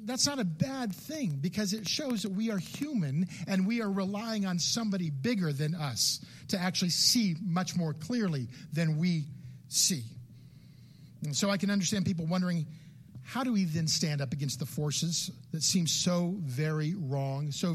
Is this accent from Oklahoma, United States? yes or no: no; California, United States; I grew up in California